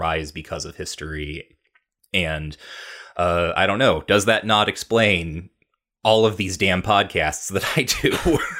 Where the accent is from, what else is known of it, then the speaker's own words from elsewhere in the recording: United States; I'm an American.